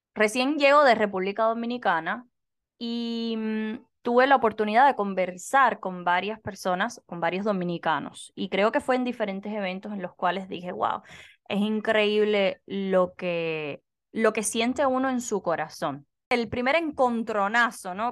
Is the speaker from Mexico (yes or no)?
no; Cuba; moved away; yo soy cubana